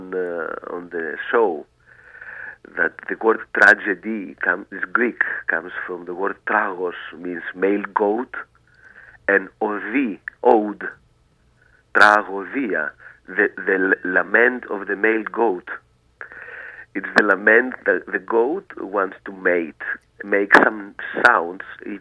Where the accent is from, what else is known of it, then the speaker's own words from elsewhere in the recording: Greece; English is a second language; I'm from Greece. I was born here. I live in the island of Santorini.